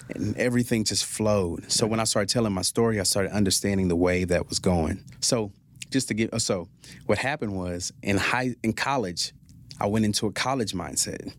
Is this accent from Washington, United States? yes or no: no; Fort Worth, Texas, United States; also born or lived in Lewisville, Texas; I grew up in Stop Six, Fort Worth